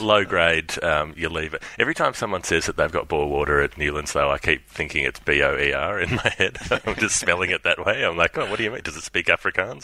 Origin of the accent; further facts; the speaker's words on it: Melbourne, Victoria, Australia; We're both from Melbourne